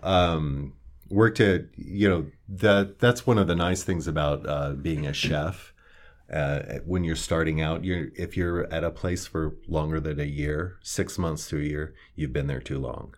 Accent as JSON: {"language": "English", "town": "Kearney", "region": "Nebraska", "country": "United States", "tie": "born or raised there", "also_born_or_lived": "Omaha, Nebraska / New York City", "moved": "as an adult", "said": "I actually grew up here in Kearney. I was born in Omaha, Nebraska, and moved here in I believe, nineteen seventy-six."}